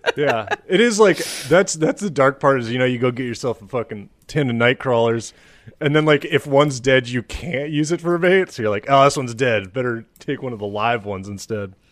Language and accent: English; Ann Arbor, Michigan, United States; moved away; I was from Ann Arbor